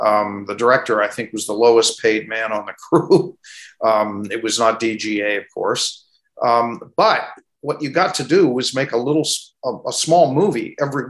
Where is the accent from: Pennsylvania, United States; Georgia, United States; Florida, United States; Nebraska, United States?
Pennsylvania, United States; Pittsburgh; I grew up in Pittsburgh. Went to school there, then off to college. Did come back after being on the road as a musician for a few years.